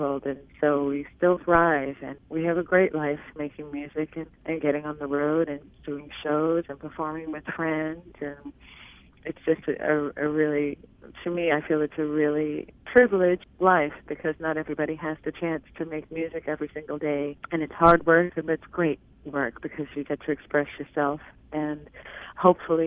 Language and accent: English; Harlan County, Kentucky, United States; I'm from Harlan County, Kentucky. So when you're from Appalachia